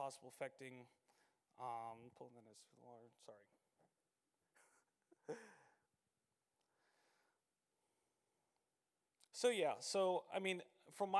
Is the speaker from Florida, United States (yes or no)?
yes; Citrus Springs, Florida, United States; So I grew up over in Citrus Springs